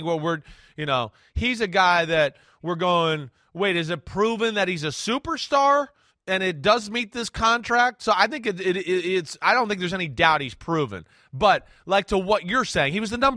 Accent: New Jersey, United States; I'm from New Jersey

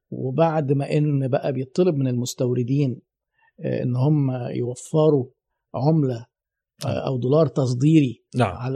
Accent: Egypt; انا عايزك تجيب لي جلد من مصر جلد خام انا مصري اهو

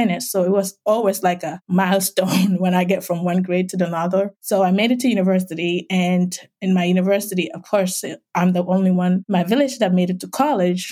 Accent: Gambia; accent: West African; moved away as an adult; now in United States; from my accent, you can tell I'm from West Africa. I grew up as an orphan in a small village

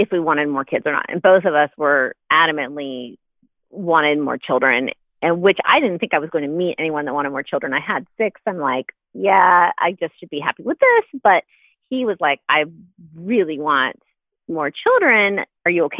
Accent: Texas, United States; moved away as an adult; now in Ohio, United States; We're in Ohio now. Originally, I'm from Texas.

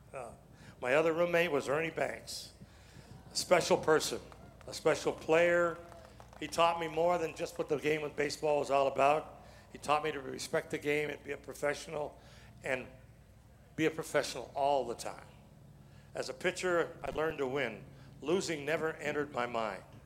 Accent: Chatham, Ontario, Canada; When I was a little kid growing up in Chatham, Ontario

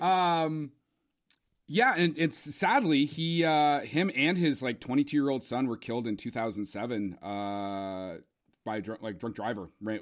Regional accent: Canada; also born or lived in Ontario; being Canadian

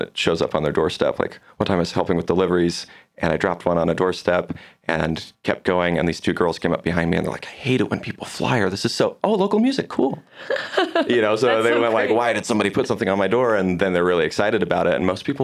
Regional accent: Vancouver, Washington, United States; moved away as an adult; now in Provo, United States; So I'm originally from like the Portland area. I'm from Vancouver, Washington, just across the river.

